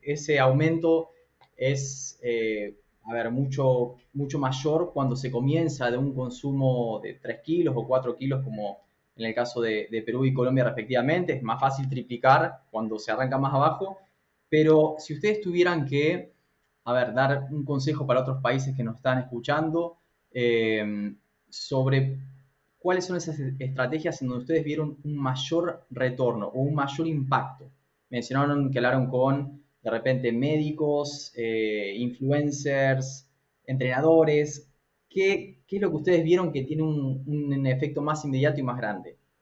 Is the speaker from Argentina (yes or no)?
yes; Argentina; moved away; also born or lived in United States; como buen argentino consumía mucha carne de vaca. Me fui a, Estados Unidos